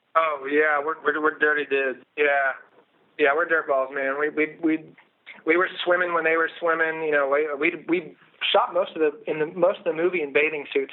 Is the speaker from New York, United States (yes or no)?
no; Outer Banks of North Carolina, United States; I grew up in Outer Banks of North Carolina.